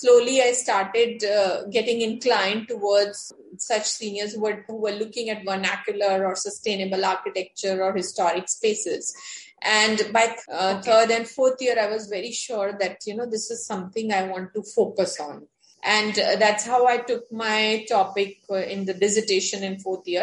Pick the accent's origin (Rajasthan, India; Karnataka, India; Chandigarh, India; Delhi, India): Rajasthan, India; since I was from Rajasthan